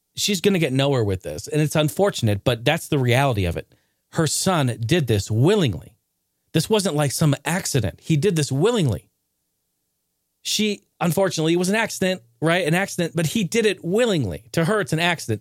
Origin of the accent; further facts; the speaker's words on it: Clackamas, Oregon, United States; This drugstore where I was raised in Clackamas, Oregon, called Payless